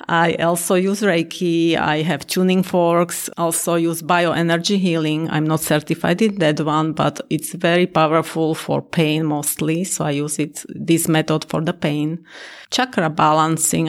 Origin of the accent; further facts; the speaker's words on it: Slovakia; now in Naperville, United States; I'm originally from Slovakia, and I live in Naperville